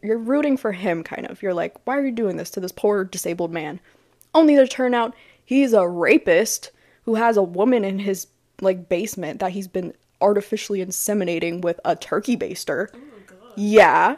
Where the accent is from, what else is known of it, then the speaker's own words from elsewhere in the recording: Gainesville, Florida, United States; I grew up in Gainesville